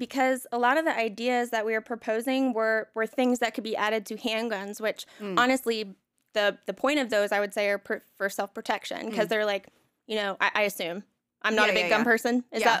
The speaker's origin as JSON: {"language": "English", "region": "the South", "country": "United States", "tie": "born or raised there", "said": "I mean, again, I was raised in the South."}